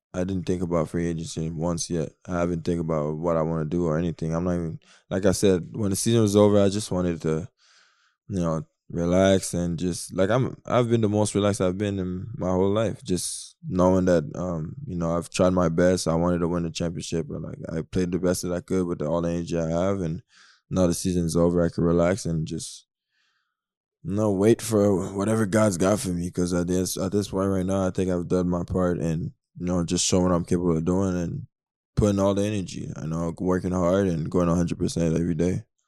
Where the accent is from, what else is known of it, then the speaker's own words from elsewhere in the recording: Canada; I'm Canadian